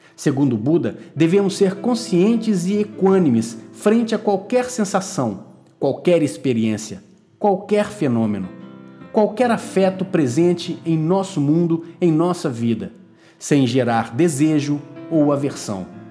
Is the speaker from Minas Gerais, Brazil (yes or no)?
yes; Minas Gerais, Brazil; also born or lived in Porto; minha terra, Minas Gerais